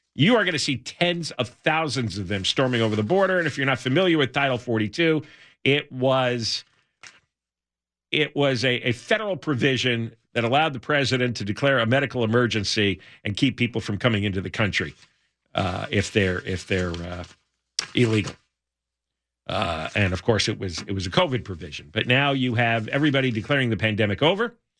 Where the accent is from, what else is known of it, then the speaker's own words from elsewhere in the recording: United States; moved away as an adult; also born or lived in New Jersey; now in California, United States; I grew up in the New York metro area